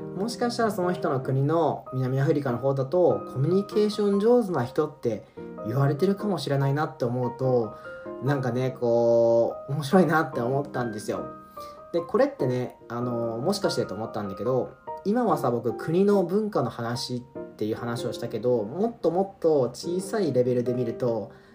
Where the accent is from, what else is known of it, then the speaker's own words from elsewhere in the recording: Hiroshima, Japan; 僕広島出身なんですけど